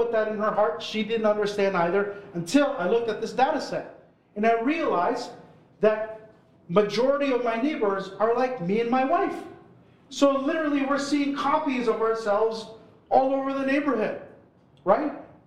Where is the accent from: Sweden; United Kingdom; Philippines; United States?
Philippines; now in Toronto, Canada; I'm Filipino